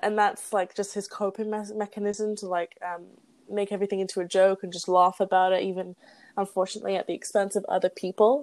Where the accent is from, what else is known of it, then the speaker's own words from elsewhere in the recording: England, United Kingdom; moved away as an adult; I'm an immigrant from a quote unquote good country like England, like a Western not, country, like I'm from a Western country